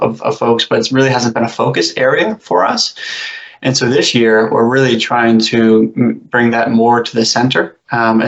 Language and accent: English; New Hampshire, United States; I grew up in New Hampshire